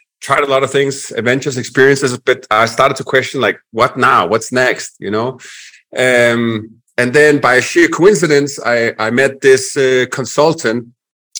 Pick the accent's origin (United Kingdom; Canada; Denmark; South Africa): Denmark; accent: Danish; English is a second language; also born or lived in Florida / Nicaragua; now in Medellin, Colombia; I'm originally from Denmark, Europe, hence the accent